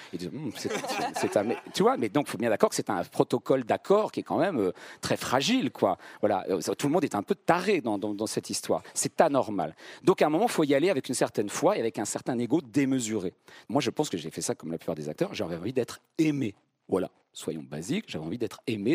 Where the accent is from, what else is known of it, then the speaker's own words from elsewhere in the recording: Vierzon, Centre-Val de Loire, France; moved away; je viens de Vierzon